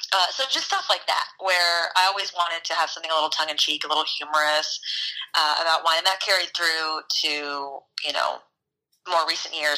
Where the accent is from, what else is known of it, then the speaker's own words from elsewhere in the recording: Kentucky, United States; also born or lived in New York; now in Los Angeles, United States; I'm from Kentucky.